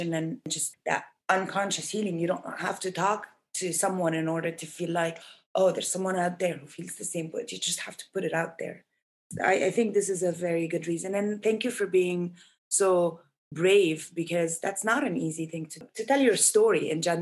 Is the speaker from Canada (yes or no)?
no; Egypt; born or raised there